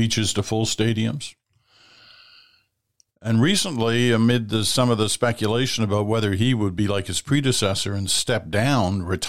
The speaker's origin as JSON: {"language": "English", "town": "Ottawa", "region": "Ontario", "country": "Canada", "tie": "born or raised there", "said": "growing up in Ottawa"}